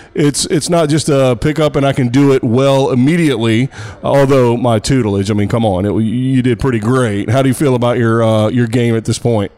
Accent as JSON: {"language": "English", "region": "Texas", "country": "United States", "said": "my home state of Texas"}